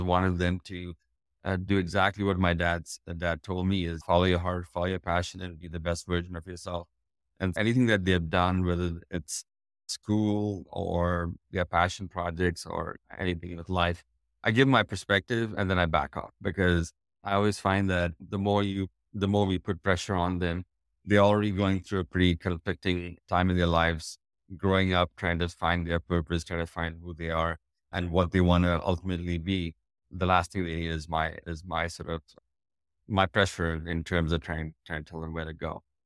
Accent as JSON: {"language": "English", "country": "India", "moved": "as an adult", "lives_now": "United States"}